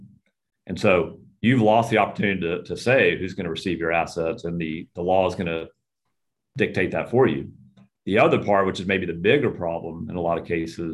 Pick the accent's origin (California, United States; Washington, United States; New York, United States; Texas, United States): Texas, United States; Houston; I grew up in Houston. I'm a native Houstonian